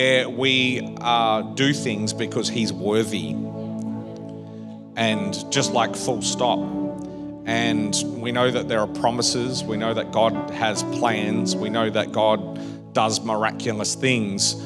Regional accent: Perth, Western Australia, Australia; moved away; I grew up in Perth

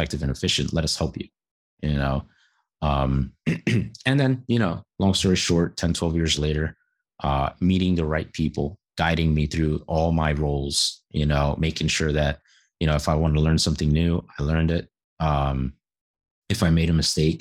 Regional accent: New York City, New York, United States; growing up in New York City

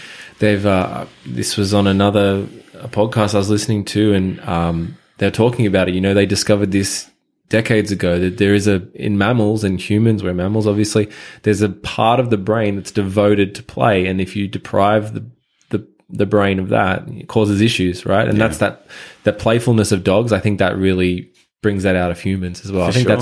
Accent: Sutherland Shire, New South Wales, Australia; also born or lived in Japan; So my story, I guess, you know, I grew up in the Shire, pretty normal high school life.

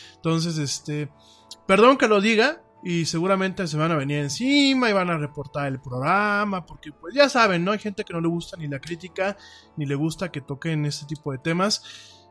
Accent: Mexico; lo digo como mexicano, primero lo digo como mexicano

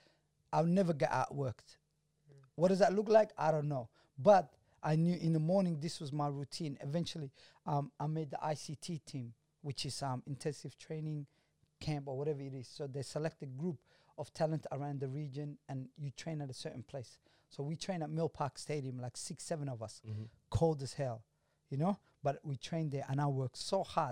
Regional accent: Heidelberg, Victoria, Australia; also born or lived in Chicago; growing up in Heidelberg

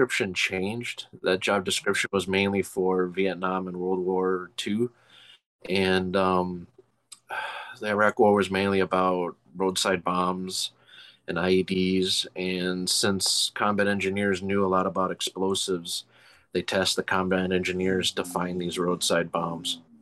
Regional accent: Chicago, Illinois, United States; Yeah, I was born and raised in Chicago. I'm actually from the north side.

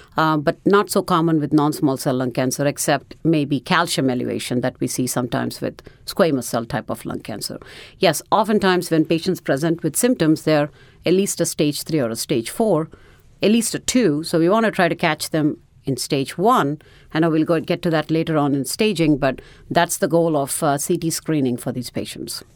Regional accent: India; moved away as an adult; also born or lived in New Orleans; now in United States; I am originally from India

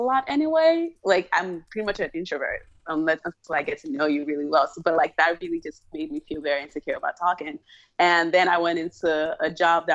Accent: Nigeria; now in United States; I was born in Nigeria

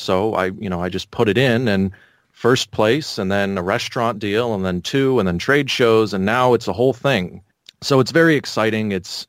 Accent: California, United States; So I originally grew up in on basically Edwards Air Force Base. Went to high school there.

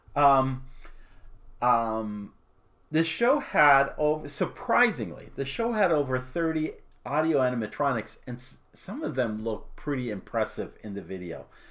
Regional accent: Arizona, United States; I grew up in Arizona

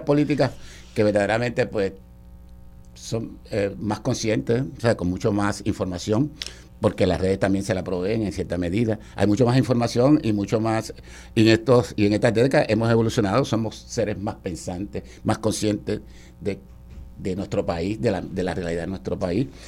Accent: Puerto Rico; como todo puertorriqueño

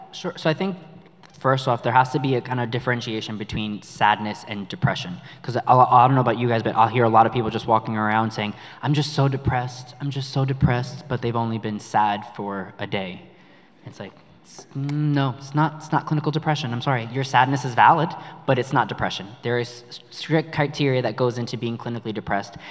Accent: New York City, New York, United States; accent: New York; moved away; we're from New York if you haven't heard our accent

